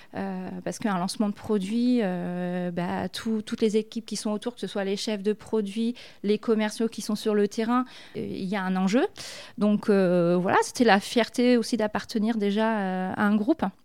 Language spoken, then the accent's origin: French; Issoudun, Centre-Val de Loire, France; moved away as an adult; also born or lived in Châteauroux / Clermont-Ferrand / Saint-Amand-Montrond / Paris; je suis née à Châteauroux, donc euh, je suis un pur produit du Berry. Et euh, à l'époque, au niveau des études, évidemment, on était obligé de, partir. Donc moi, toute ma jeunesse, je l'ai vécue sur Issoudun